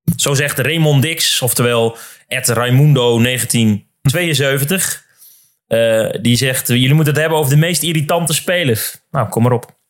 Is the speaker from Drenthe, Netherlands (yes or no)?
yes; Drenthe, Netherlands; Ik kom dus bijvoorbeeld zelf uit Drenthe